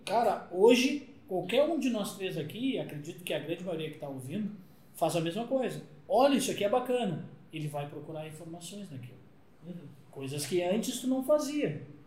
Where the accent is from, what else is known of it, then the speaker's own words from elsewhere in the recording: Rio Grande do Sul, Brazil; eu sou gaúcho, vem de Porto Alegre